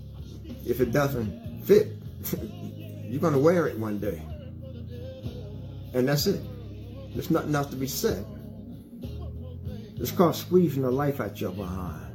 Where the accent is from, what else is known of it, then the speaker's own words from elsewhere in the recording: United States; I'm an American person that loves my country